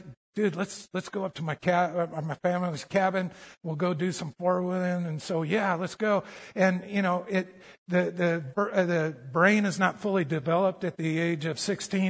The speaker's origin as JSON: {"language": "English", "region": "Colorado", "country": "United States", "tie": "born or raised there", "said": "I grew up in Colorado"}